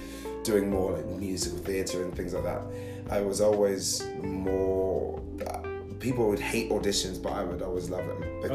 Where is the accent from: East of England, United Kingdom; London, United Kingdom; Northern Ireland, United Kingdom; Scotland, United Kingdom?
London, United Kingdom; I'm from a place called Catford in Lewisham. That's a borough of London.